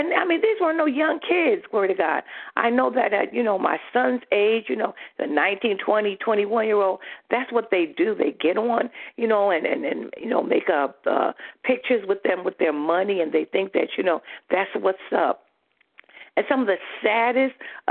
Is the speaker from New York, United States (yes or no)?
yes; New York, United States; I'm from New York